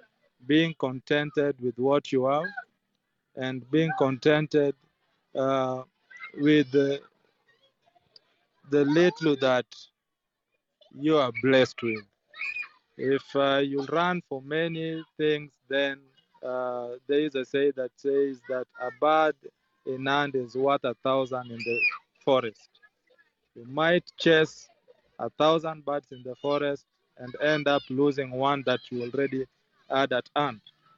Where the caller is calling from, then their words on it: Kisumu, Kisumu County, Kenya; I'm …, joining from Kisumu, Kenya